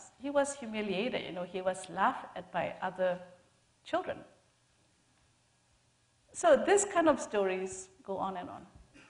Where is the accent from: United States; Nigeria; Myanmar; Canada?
Myanmar; I come from Myanmar, and we go through the same kind of military oppression, you know, for the last 60 years.